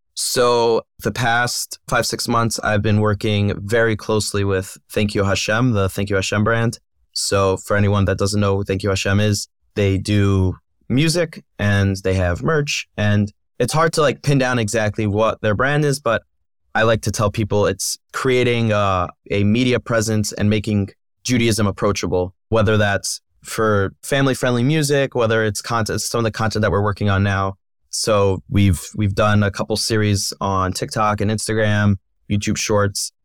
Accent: Philadelphia, Pennsylvania, United States; I grew up in Philadelphia.

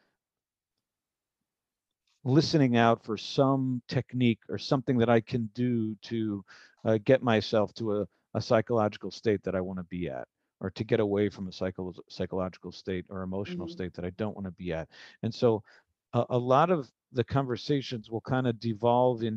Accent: Milwaukee, Wisconsin, United States; I was born and raised in Milwaukee, Wisconsin

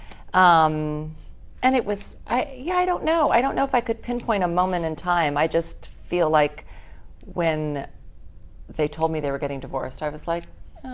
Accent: Miami, Florida, United States; moved away as an adult; now in Tokyo, Japan; I grew up there. I was born and raised, same house, until I moved off to college

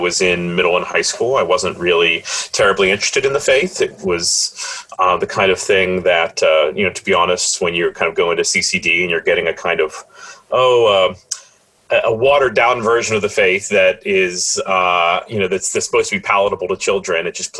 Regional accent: Pittsburgh, Pennsylvania, United States; I grew up here in Pittsburgh. Like a lot of Pittsburgh families, you know, my family's been in Pittsburgh for a while, and Catholic way back through the generations.

